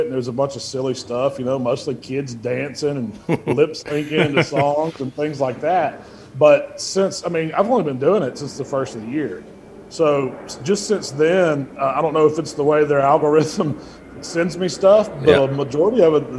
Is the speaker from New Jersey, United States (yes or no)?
no; Memphis, Tennessee, United States; We came from the Memphis area, which we always cooked pork.